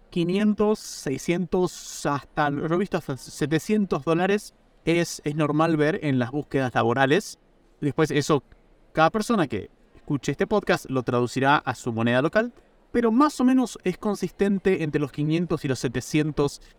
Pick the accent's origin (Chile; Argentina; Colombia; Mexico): Argentina; now in Italy; yo en este momento estoy en Italia, trabajo por una empresa americana, soy argentino, podemos ganar en múltiples monedas.